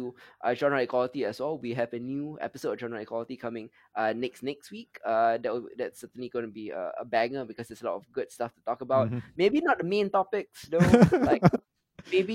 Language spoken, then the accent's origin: English; Singapore; we come from Singapore, myself and Isa